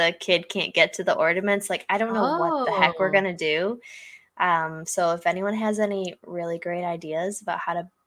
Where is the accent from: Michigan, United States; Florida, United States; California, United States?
Michigan, United States; moved away as an adult; we're both from Michigan